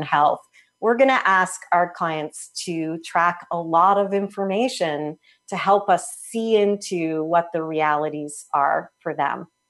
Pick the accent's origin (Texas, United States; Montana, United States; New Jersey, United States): New Jersey, United States; now in Portland, United States; I grew up in Jersey.